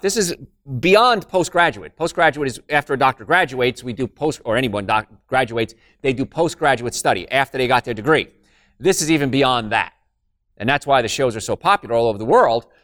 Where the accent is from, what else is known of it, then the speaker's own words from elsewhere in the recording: Hoboken, New Jersey, United States; I'm from Hoboken